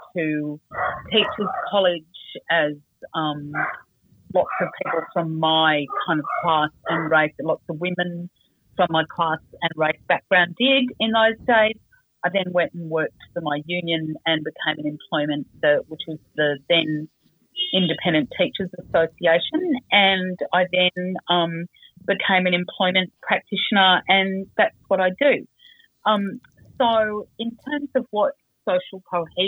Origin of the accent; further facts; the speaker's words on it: Sydney, New South Wales, Australia; I grew up on Dharawal country in Sydney next to the beach at Cronulla.